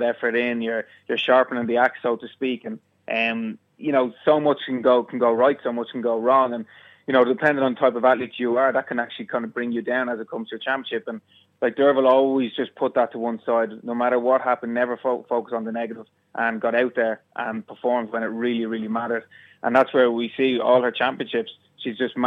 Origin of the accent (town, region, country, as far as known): Ireland